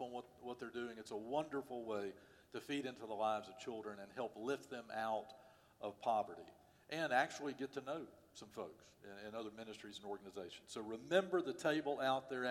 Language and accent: English; Winston-Salem, North Carolina, United States; When I was a kid growing up in Winston-Salem